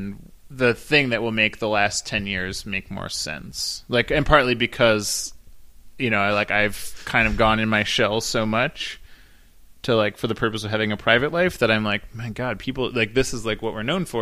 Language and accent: English; Cleveland, Ohio, United States; now in Portland, United States; Cleveland informs me way more than Portland does